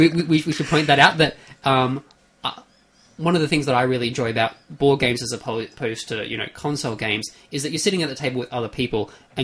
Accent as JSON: {"language": "English", "country": "Australia", "said": "we are Australian"}